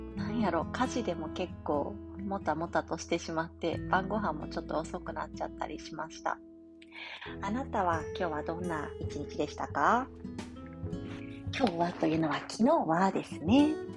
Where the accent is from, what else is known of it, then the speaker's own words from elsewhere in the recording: Kansai, Japan; accent: Kansai-ben; 関西弁が出ちゃったり